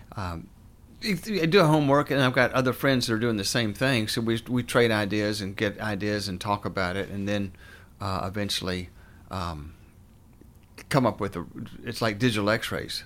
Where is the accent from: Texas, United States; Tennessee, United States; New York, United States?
Tennessee, United States; Morristown; moved away as an adult; also born or lived in Clemson, South Carolina / Atlanta, Georgia / North Carolina; now in Hendersonville, United States; I grew up in East Tennessee in a town called Morristown.